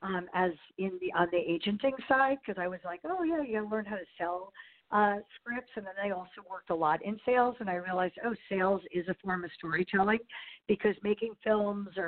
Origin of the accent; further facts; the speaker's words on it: New York, United States; also born or lived in New Jersey / Los Angeles; I'm a New Yorker, basically. I mean, I grew up in the suburbs and live in the city now.